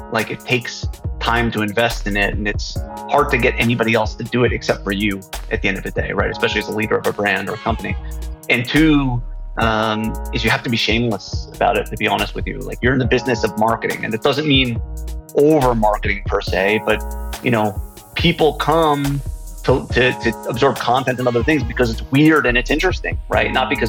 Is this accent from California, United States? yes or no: no; New York, United States; So I'm from New York. My whole life, I grew up on Long Island. I'm a proud New Yorker, although I don't have much of an accent.